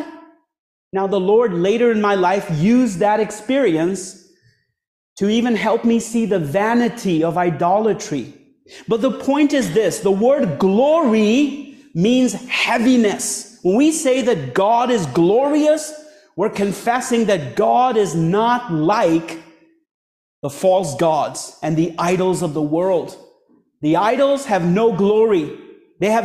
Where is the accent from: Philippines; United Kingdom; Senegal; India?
India; moved away; I was born and raised in a Hindu family back in India all my life, till around age 19